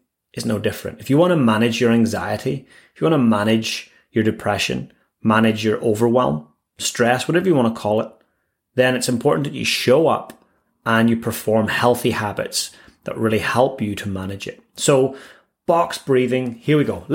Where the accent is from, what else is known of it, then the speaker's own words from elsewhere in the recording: Northern Ireland, United Kingdom; now in Christchurch, New Zealand; growing up in Northern Ireland, we had our own fair share of craziness there with warring factions